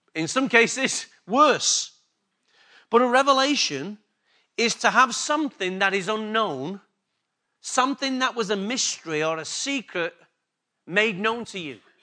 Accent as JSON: {"language": "English", "region": "England", "country": "United Kingdom", "accent": "English", "said": "My accent's better than theirs. It's quite obvious. Sorry, girls. It's just the way it is. English came before Australian"}